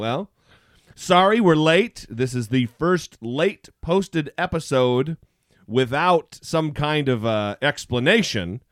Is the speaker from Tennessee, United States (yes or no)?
no; Idaho, United States; I grew up in Idaho where there's lots and lots of Mormons